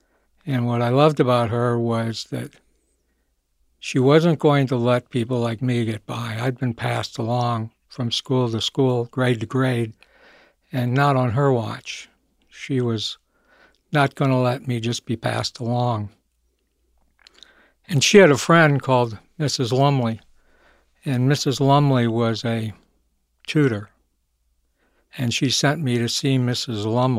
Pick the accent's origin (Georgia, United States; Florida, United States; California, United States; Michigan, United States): Michigan, United States; Well, I grew up in Michigan. I was born there.